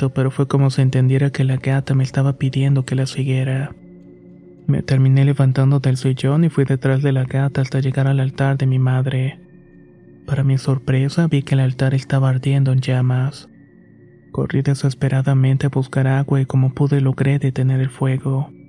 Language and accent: Spanish; Misiones, Argentina; now in Buenos Aires, Argentina; Soy originaria de Argentina y actualmente vivo en Buenos Aires, aunque mi provincia natal es Misiones. Fue ahí donde crecí y tuve al principio una buena infancia.